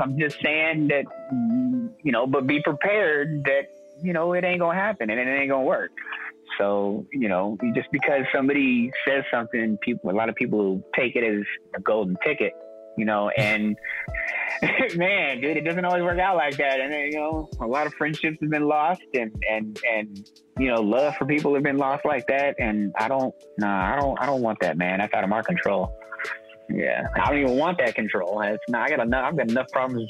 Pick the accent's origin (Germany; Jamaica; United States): United States; East Bay, California; now in San Francisco, United States; I was born in the East Bay